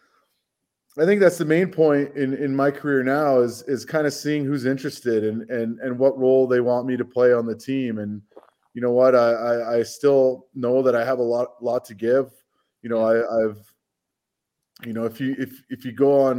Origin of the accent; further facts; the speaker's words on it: Vancouver, British Columbia, Canada; moved away as an adult; now in Calgary, Canada; I'm from Vancouver